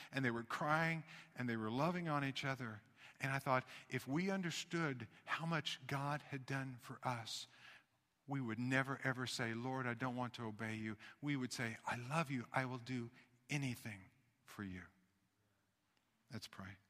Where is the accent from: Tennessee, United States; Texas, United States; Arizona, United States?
Tennessee, United States; Knoxville; I was born in Knoxville, Tennessee